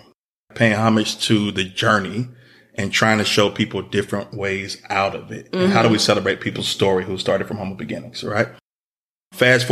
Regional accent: Atlanta, Georgia, United States; I'm originally from Atlanta

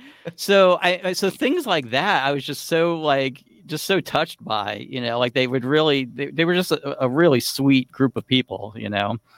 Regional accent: South Florida, United States; I grew up in South Florida

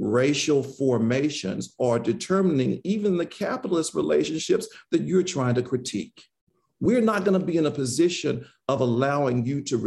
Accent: Magnolia, Mississippi, United States; moved away as an adult; I was born in Magnolia, Mississippi, the southwest quadrant of the state

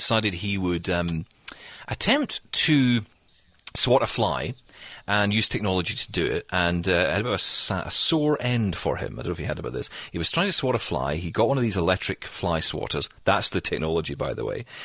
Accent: Scotland, United Kingdom; I'm Scottish

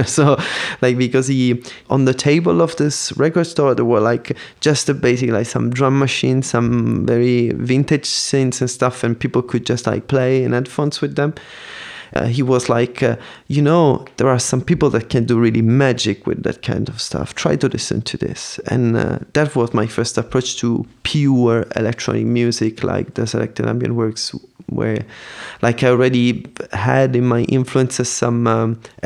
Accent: Palermo, Sicily, Italy; moved away as an adult; also born or lived in Paris; now in Berlin, Germany; I was born and I grew up in Sicily

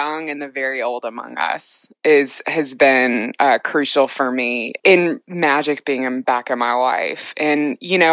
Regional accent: the South, United States; I'm clearly very Southern

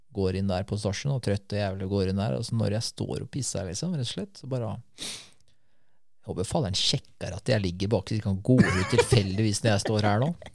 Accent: Norway; Jeg er fra Norge

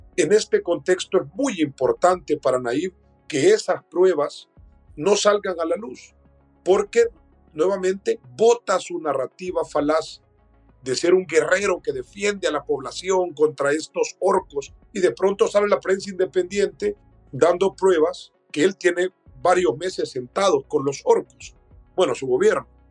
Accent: El Salvador; en mi país, El Salvador

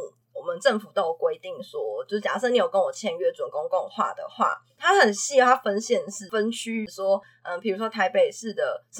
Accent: Taiwan; 我们台湾的状况

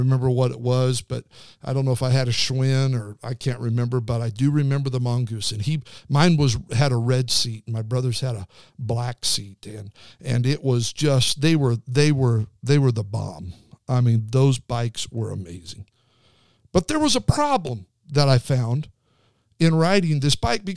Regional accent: Twin Falls, Idaho, United States; I grew up in Twin Falls, Idaho, outside of Twin Falls, Idaho

